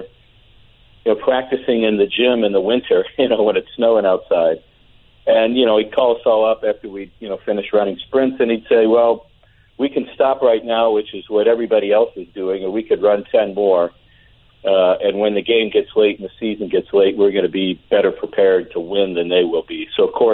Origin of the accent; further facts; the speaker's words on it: Cincinnati, Ohio, United States; I grew up in Cincinnati